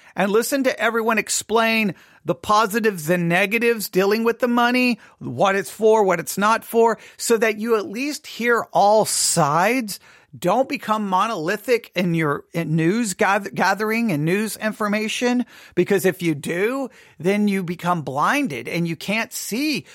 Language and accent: English; United States; I'm an America and love being an American